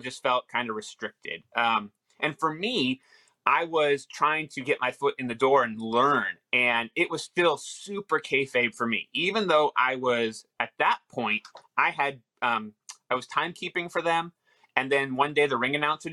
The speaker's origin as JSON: {"language": "English", "town": "Los Angeles", "region": "California", "country": "United States", "tie": "born or raised there", "said": "I grew up in Van Nuys, California"}